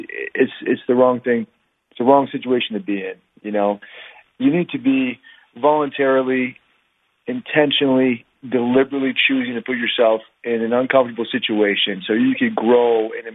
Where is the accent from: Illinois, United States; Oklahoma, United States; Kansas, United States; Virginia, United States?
Virginia, United States; now in Utah, United States; So I'm from Virginia originally, but I live in Utah right now.